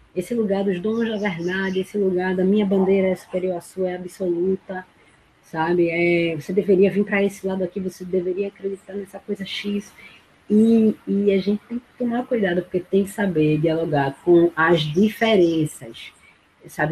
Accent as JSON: {"language": "Portuguese", "town": "Paulista", "region": "Pernambuco", "country": "Brazil", "tie": "born or raised there", "said": "na minha cidade natal paulista"}